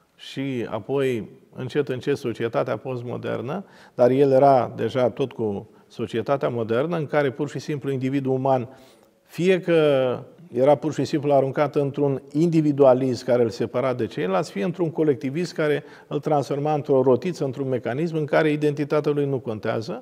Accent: Romania; Din România

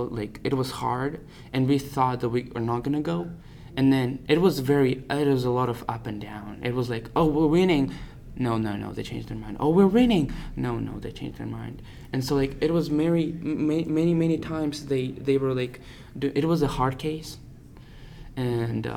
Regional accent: Russia; born or raised there; now in United States

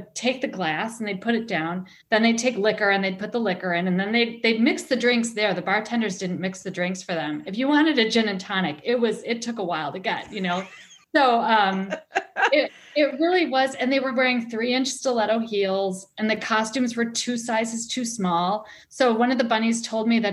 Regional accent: Milwaukee, Wisconsin, United States; I grew up in Milwaukee, which is about half an hour away from the resort.

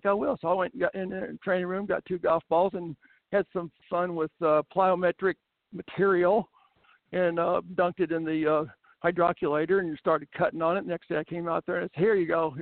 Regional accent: Southeast Missouri, United States; I'm a redneck from Southeast Missouri

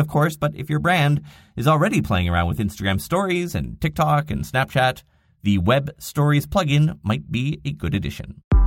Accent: Canada; I'm Canadian

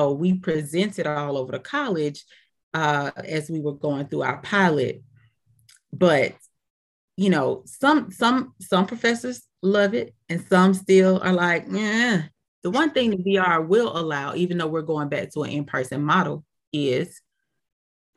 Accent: Decatur, Georgia, United States; I'm from Decatur, Georgia, which is right outside of Atlanta

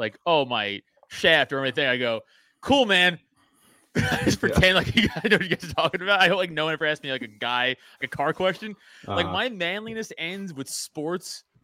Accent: New York City, New York, United States; I grew up in Staten Island, New York, so I played football there my whole life.

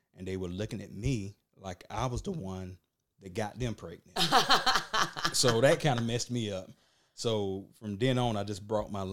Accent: Burke County, Georgia, United States; I'm from Burke County

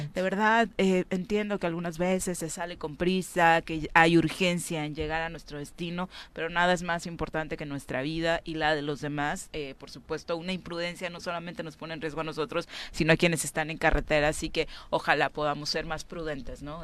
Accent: Mexico; nosotros también como mexicanos

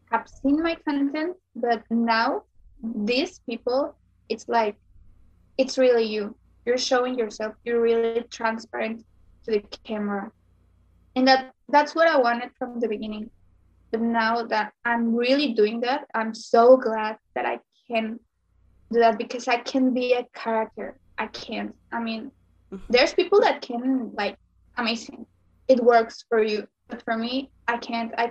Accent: Sonora, Mexico; I'm from Sonora, Mexico

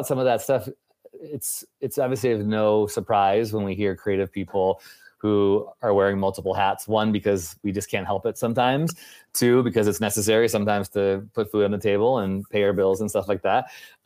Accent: Chicago, Illinois, United States; Chicago, which is where I'm from.

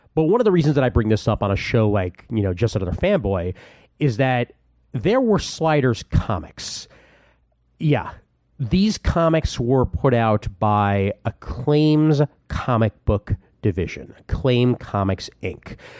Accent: Brooklyn, New York, United States; my hometown of Brooklyn, New York

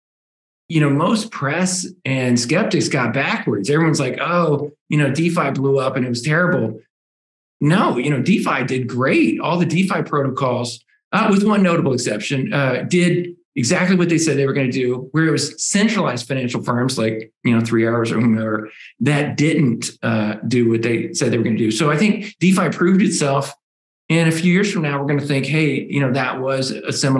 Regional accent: United States; as an American.

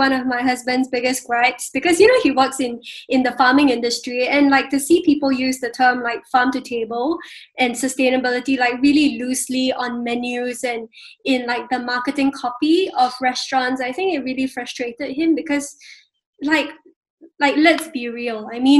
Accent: Singapore; And as my identity as a Singaporean

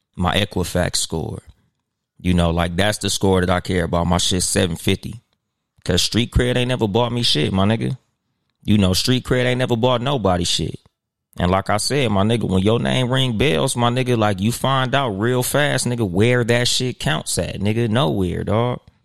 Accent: Compton, California, United States; I'm from Compton

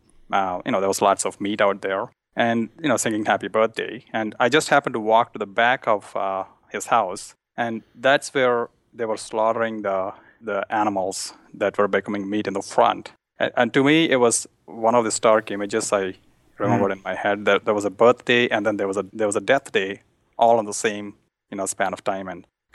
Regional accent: India; I grew up in India in a family that ate meat, and I really enjoyed eating meat.

